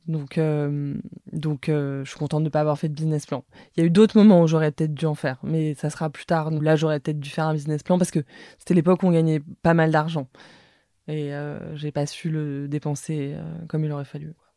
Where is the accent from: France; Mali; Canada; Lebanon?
France; Paris, Île-de-France; j'ai grandi dans le 14e arrondissement à Paris